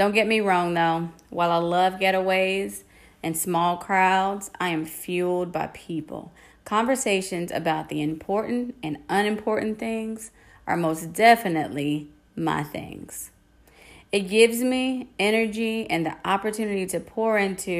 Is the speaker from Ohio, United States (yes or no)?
no; Fayetteville, North Carolina, United States; I'm a North Carolina native, born and raised in Fayetteville